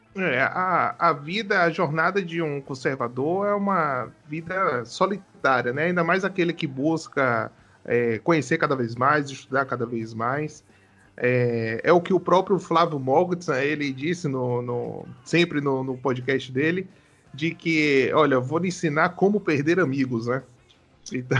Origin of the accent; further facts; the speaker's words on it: Salvador, Bahia, Brazil; Eu também sou de Salvador